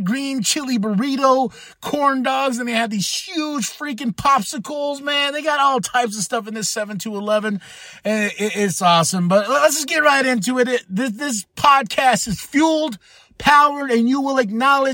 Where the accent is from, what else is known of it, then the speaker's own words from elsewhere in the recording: Shiprock, New Mexico, United States; moved away; recording in my hometown of Shiprock, New Mexico